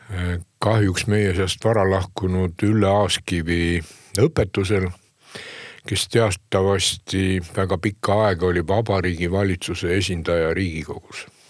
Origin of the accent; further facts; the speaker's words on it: Hiiumaa, Hiiu County, Estonia; ma olen Hiiumaalt ka ikkagi, kus ei teietata